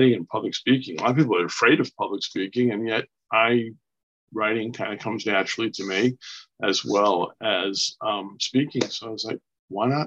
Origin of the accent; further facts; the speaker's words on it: Long Island, New York, United States; also born or lived in Brooklyn, New York; I was born in Brooklyn, New York, and raised here on Long Island, New York